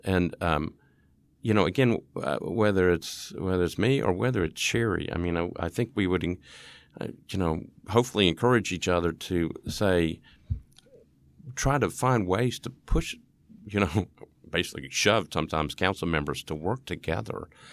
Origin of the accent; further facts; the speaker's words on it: East Tennessee, United States; I'm from East Tennessee